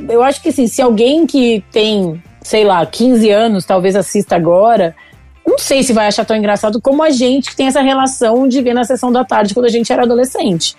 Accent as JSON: {"language": "Portuguese", "region": "Rio Grande do Sul", "country": "Brazil", "also_born_or_lived": "São Paulo", "moved": "as an adult", "said": "eu sou gaúcho, já tava morando em São Paulo"}